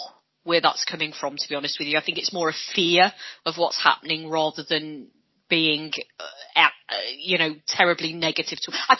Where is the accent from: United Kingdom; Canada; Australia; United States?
United Kingdom; Hull, Yorkshire and the Humber; Not that I'm Welsh, I'm from Hull.